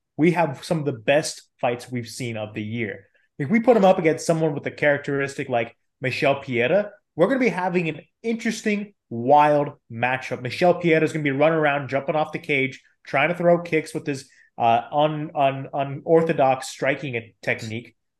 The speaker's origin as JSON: {"language": "English", "region": "California", "country": "United States", "said": "I'm from California, I go to a lot of California events"}